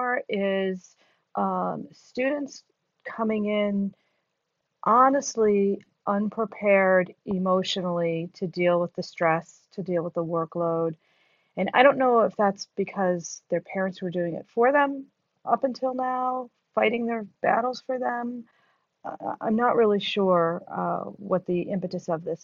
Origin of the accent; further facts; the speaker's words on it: New York City, New York, United States; moved away as an adult; now in Syracuse, United States; I'm from New York City. I think it's the greatest city in the world. I miss being there every single day